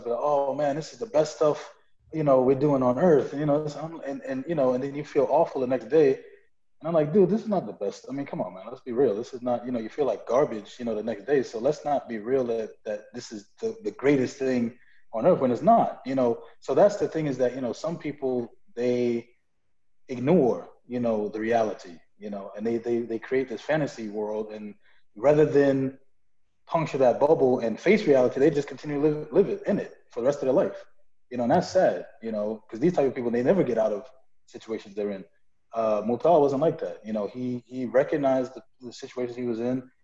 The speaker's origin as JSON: {"language": "English", "town": "New York City", "region": "New York", "country": "United States", "said": "I'm from Brooklyn"}